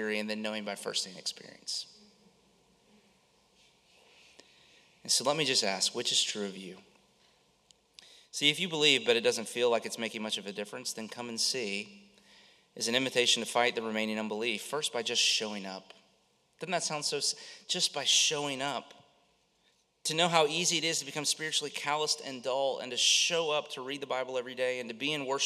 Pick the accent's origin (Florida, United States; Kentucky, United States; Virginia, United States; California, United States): Florida, United States; Central; I grew up in Central Florida, lived here my whole life